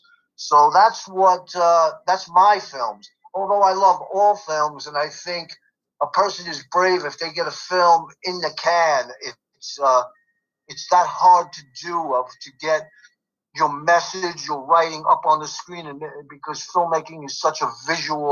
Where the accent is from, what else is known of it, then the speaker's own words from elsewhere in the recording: New York City, New York, United States; now in Los Angeles, United States; Brooklyn, New York.